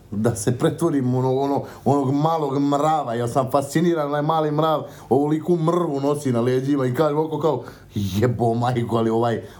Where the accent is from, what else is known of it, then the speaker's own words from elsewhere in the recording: Sarajevo, Federation of Bosnia and Herzegovina, Bosnia & Herzegovina; moved away; also born or lived in Šabac, Serbia; Radili smo u gradu gde sam ja, u Šapcu, razumeš, inače sam rodom iz Sarajeva